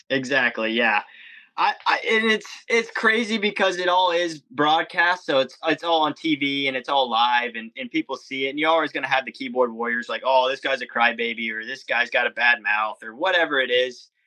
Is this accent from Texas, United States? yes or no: yes; Texas, United States; So I don't I don't go around just because I'm from Texas wearing the cowboy hat and stuff.